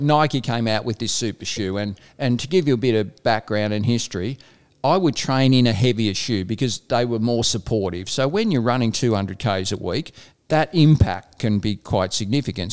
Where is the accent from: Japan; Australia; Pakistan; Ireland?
Australia; Ballarat, Victoria; Ballarat, which is my hometown